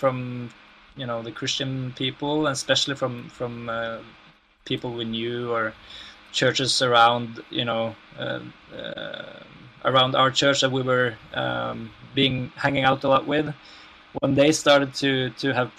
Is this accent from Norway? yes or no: yes; Norway; in Norway that, you know, since our healthcare system is so good